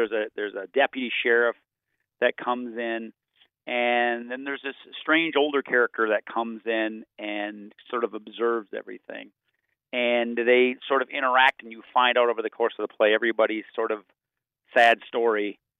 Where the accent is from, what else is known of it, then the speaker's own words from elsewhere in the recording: Minnesota, United States; now in North Dakota, United States; I'm originally from Minnesota and I don't know rural North Dakota at all.